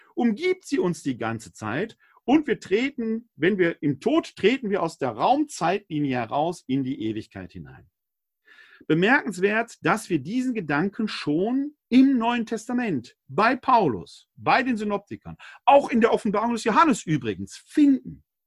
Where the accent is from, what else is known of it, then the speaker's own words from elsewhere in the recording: Essen, North Rhine-Westphalia, Germany; Meine Heimatstadt Essen, mehrfach abgebrannt